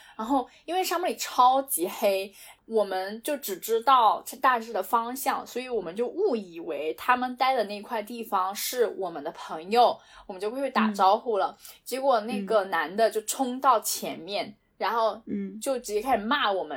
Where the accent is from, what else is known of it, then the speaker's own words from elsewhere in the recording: China; moved away as an adult; also born or lived in United Arab Emirates / Europe; 我觉得在中国，我们中国人对所有人都很友好